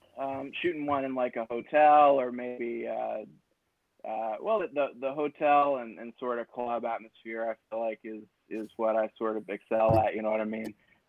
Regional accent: Huntington, West Virginia, United States; I was born in Huntington, West Virginia.

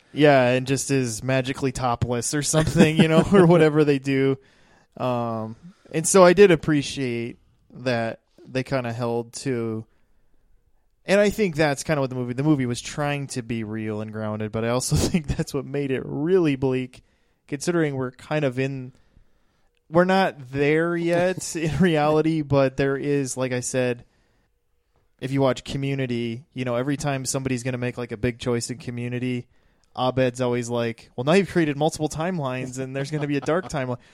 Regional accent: East River, South Dakota, United States; I rep this side of the state

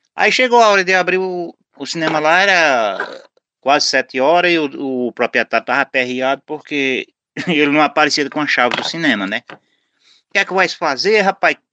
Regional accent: Alagoinha, Pernambuco, Brazil; tô na minha cidade natal

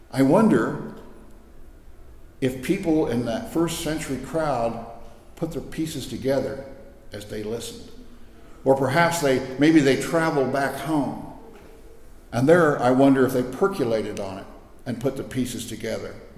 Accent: Scott City, Kansas, United States; I came from Western Kansas

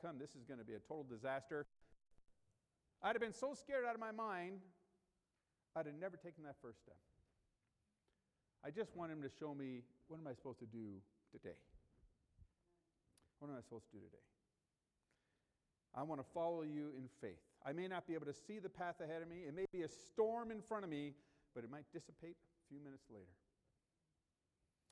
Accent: United States; growing up in the United States.

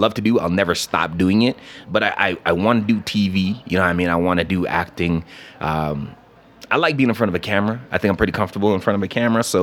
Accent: Canada; moved away as an adult; also born or lived in Atlanta, Georgia; I grew up in Canada.

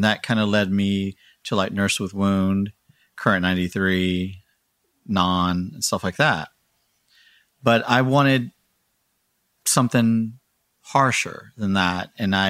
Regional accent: Houston, Texas, United States; now in Pennsylvania, United States; Yes. And 3 years ago, I moved up here to Pennsylvania.

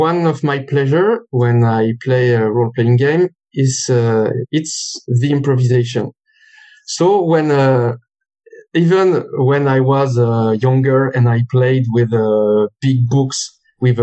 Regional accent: France; accent: French; English is a second language; also born or lived in Lyon; So I'm French. My accent is speaking for me

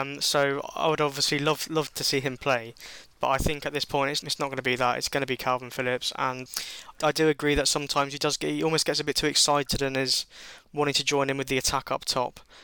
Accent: England, United Kingdom; Being English

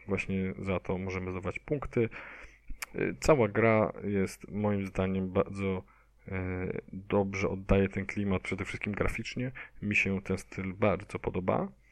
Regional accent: Poznań, Greater Poland, Poland; ja jestem tutaj z Poznania

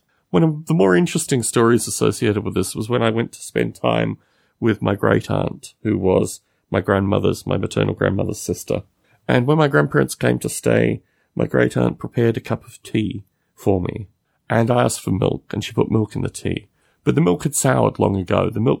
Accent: Australia; these things are all distinctly different than my experience growing up in Australia.

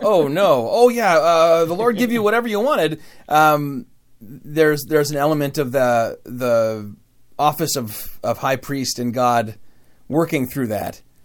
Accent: Michigan, Midwest, United States; accent: Midwest; a word that I say as a Midwesterner in a strange way

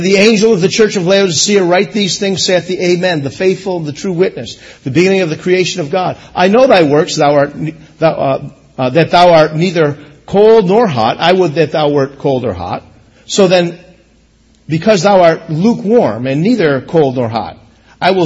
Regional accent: United States; I am American

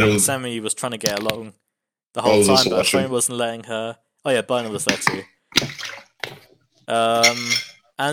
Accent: United Kingdom; I'm a British

